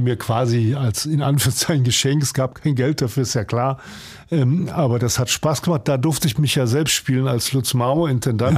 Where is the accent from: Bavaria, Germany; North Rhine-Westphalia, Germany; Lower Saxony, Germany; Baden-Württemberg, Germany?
North Rhine-Westphalia, Germany; Cologne; moved away as an adult; also born or lived in Potsdam; now in Hamburg, Germany; Kalk mhm. ist ein Stadtteil wie Wilhelmsburg, also jedenfalls eher ein Arbeiterstadtteil. Ja, oder schwieriger Stadtteil Arbeiter, da bin ich groß geworden